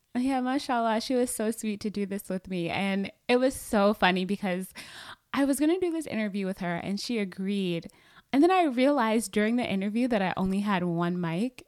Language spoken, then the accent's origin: English; Atlanta, Georgia, United States; I'm from Atlanta, Georgia, and that's where I live now with my husband